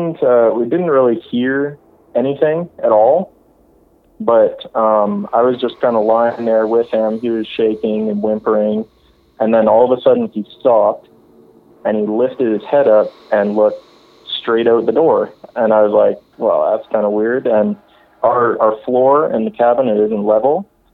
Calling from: Alberta, Canada; Calling from Alberta.

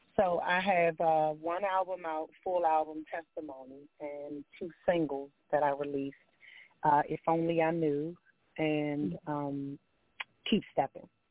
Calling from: DMV area, Maryland, United States; also born or lived in Washington, D.C.; I am calling from Maryland, um, in the DMV area

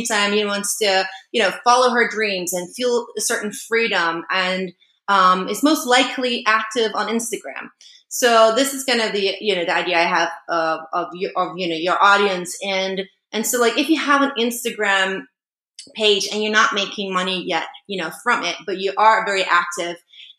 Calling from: Maui, Hawaii, United States; And yeah, I'm calling in from Maui

